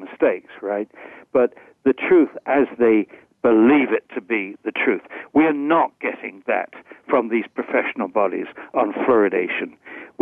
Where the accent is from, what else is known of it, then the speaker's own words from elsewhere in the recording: England, United Kingdom; moved away as an adult; now in Binghamton, United States; I grew up in England. I spent approximately half my life in England, half in the United States.